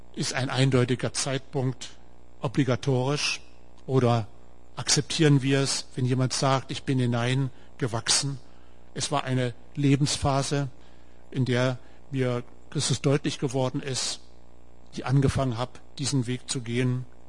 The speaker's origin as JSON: {"language": "German", "town": "Wolfsburg", "region": "Lower Saxony", "country": "Germany", "accent": "Hochdeutsch", "moved": "as an adult", "lives_now": "Heidenheim, Germany", "said": "Ihr merkt es an meinem Dialekt, ich spreche Hochdeutsch. Ich komme aus Norden, aus Wolfsburg."}